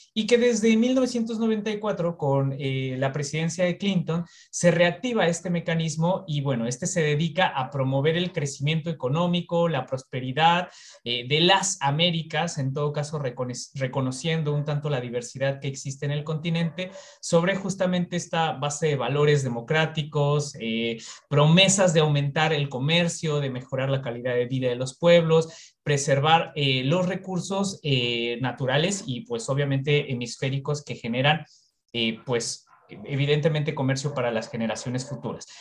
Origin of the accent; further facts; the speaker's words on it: Mexico; yo, que soy de México